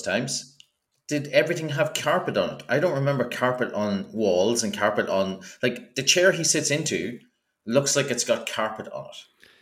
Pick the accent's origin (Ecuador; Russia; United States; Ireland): Ireland; as an Irish person